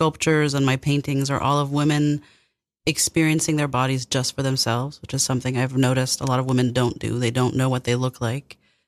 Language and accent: English; Paris, Île-de-France, France; moved away as an adult; I was born there and left when I was 18.